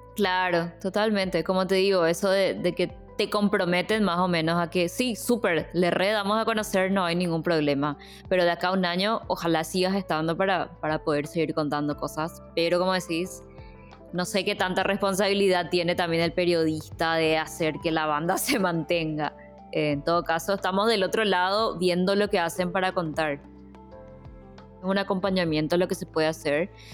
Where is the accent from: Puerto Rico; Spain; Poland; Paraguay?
Paraguay